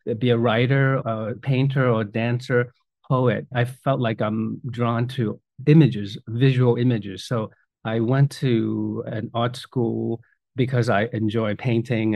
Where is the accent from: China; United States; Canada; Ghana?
China; moved away; growing up in China, I did quite a bit of calligraphy growing up